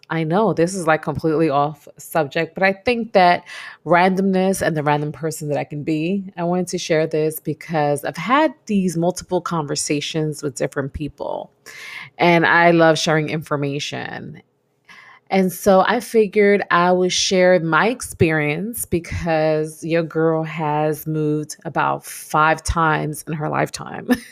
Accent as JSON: {"language": "English", "region": "New York", "country": "United States", "tie": "born or raised there", "moved": "as an adult", "said": "I'm a New Yorker, born and raised in New York."}